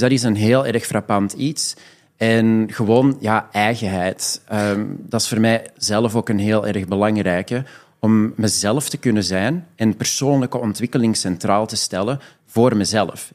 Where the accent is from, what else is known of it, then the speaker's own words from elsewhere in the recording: Belgium; moved away as an adult; now in Amsterdam, Netherlands; Ik eh. ben eigenlijk 100% Belgisch. Ik heb daar 27 jaar gewoond en gewerkt.